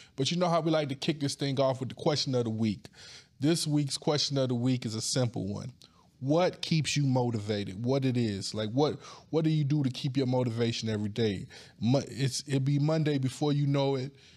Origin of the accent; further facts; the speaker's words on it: Wagram, North Carolina, United States; also born or lived in New York City; I was born in New York City, but I was raised in a little ass town called Wagram, North Carolina.